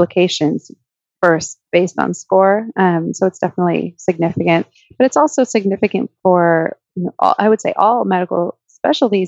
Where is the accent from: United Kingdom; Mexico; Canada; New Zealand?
Canada; moved away as an adult; now in United States; I grew up in Canada, and I just came over to the US for medical school